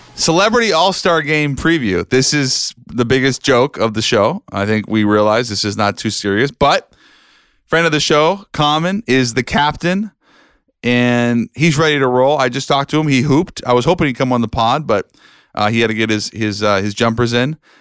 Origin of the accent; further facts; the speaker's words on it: Seattle, Washington, United States; growing up in Seattle